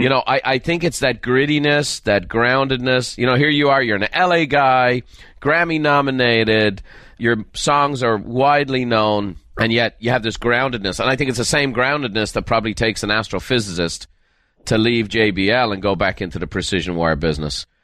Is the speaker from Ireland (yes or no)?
yes; Ireland; moved away; I'm from Ireland